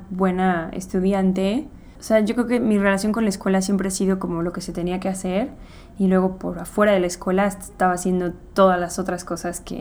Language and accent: Spanish; Los Angeles, California, United States; also born or lived in Guadalajara; nos mudamos como cuando yo tenía seis meses más o menos.